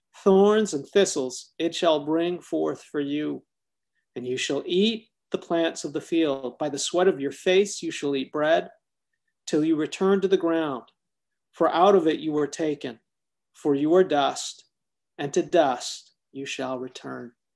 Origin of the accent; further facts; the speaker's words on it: Toronto, Ontario, Canada; when I was growing up in Toronto, Canada